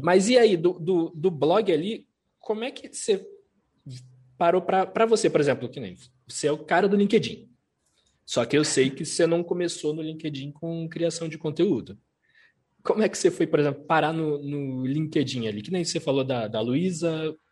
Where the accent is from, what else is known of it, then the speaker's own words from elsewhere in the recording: Rio de Janeiro, Brazil; Sou, sou carioca, mas a família é toda mineira, toda